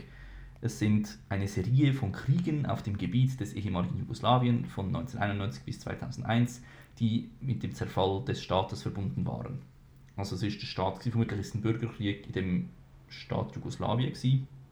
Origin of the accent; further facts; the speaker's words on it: Switzerland; bei uns in der Schweiz